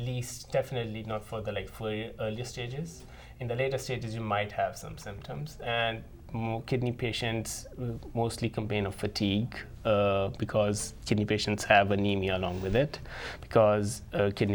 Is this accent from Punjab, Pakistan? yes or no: yes; Lahore, Punjab, Pakistan; moved away as an adult; also born or lived in New Haven, Connecticut / Omaha, Nebraska / San Francisco, California; now in Sioux Falls, United States; I was born and raised in Lahore, one of the metropolitan cities in Pakistan